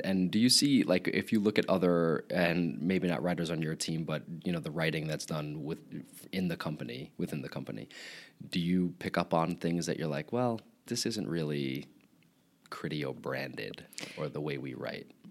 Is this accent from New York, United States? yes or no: yes; Long Island, New York, United States; accent: Long Island; I am from Long Island